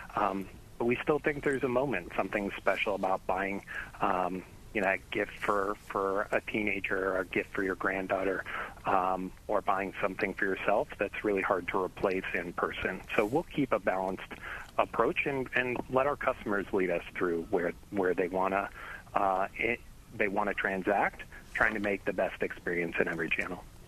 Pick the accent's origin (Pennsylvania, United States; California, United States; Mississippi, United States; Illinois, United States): Illinois, United States; Chicago; I grew up in Chicago